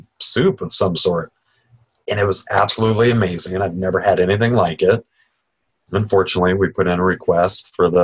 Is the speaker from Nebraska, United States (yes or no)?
yes; Nebraska, United States; now in Southwest Florida, United States; Growing up in the Midwest, I grew up in Nebraska